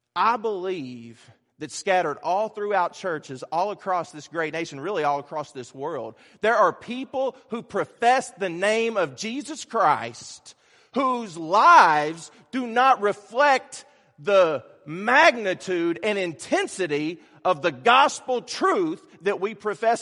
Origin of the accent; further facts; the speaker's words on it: Kentucky, United States; A lot of people who know me know I'm from Kentucky